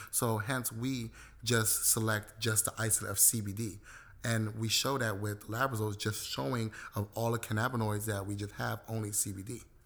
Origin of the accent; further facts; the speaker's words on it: Los Angeles, California, United States; I was born and raised in South Central, but I have historical ties to both Belize and Jamaica